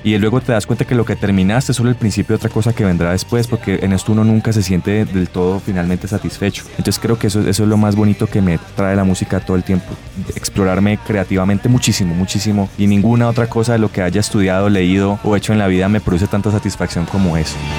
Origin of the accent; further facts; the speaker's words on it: Buenaventura, Valle del Cauca, Colombia; also born or lived in Cali; Yo vengo de la ciudad de Buenaventura